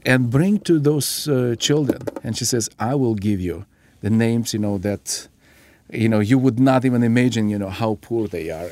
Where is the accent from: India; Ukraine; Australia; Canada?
Ukraine; moved away; I was born and raised in the Ukrainian part of the former Soviet Union